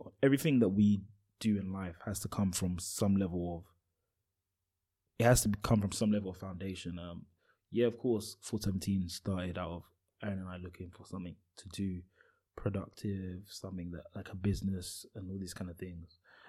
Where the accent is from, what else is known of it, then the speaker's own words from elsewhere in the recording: Nigeria; you being Ghanaian and me being Nigerian